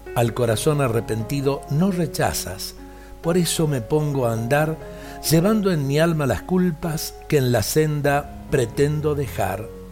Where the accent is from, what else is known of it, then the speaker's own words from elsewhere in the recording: Salta, Argentina; nuestra Salta y de nuestra Argentina